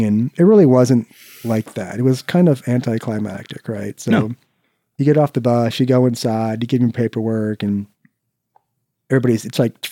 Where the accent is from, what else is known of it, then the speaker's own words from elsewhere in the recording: Cedar Falls, Iowa, United States; moved away as an adult; also born or lived in Waterloo, Iowa; my hometown, Cedar Falls, Iowa